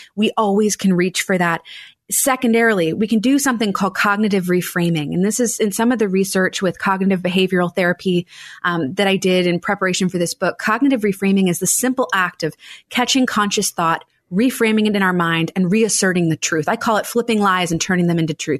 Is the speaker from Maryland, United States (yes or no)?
yes; Annapolis, Maryland, United States; I ran a, a, wedding photography business in my hometown of Annapolis, Maryland for eight years